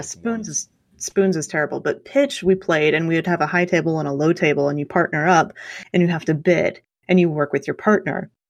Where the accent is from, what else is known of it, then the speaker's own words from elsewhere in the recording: Southwest Kansas, United States; I grew up in Southwest Kansas, which is about as flat as you can possibly get